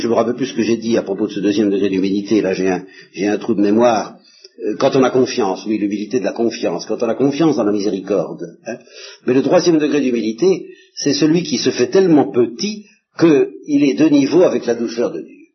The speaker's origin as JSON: {"language": "French", "region": "Normandy", "country": "France", "said": "je suis normand"}